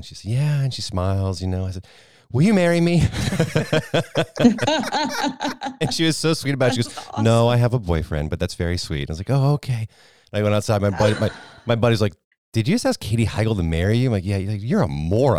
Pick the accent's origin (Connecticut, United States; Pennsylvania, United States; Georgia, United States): Connecticut, United States; Fairfield County; where I grew up, a lot of them happened to live there in Fairfield County, Connecticut.